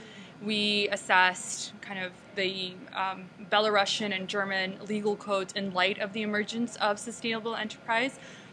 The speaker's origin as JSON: {"language": "English", "town": "Toronto", "region": "Ontario", "country": "Canada", "said": "I'm from Toronto, and prior to Toronto, my family actually lived in three different countries before we moved to Toronto."}